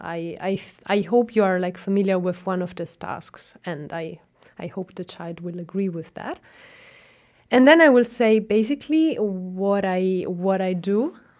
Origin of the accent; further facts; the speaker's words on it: Catania, Sicily, Italy; first language Italian; English is a second language; moved away as an adult; now in Osnabrück, Germany; I studied in my hometown, so I am Sicilian and I'm coming from Catania